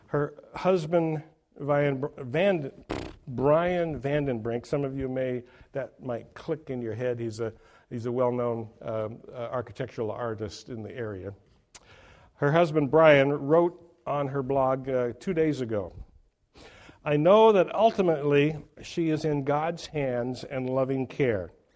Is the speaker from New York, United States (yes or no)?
no; Oregon, United States; my home state of Oregon